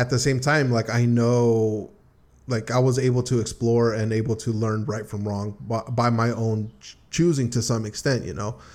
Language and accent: English; United States; about being American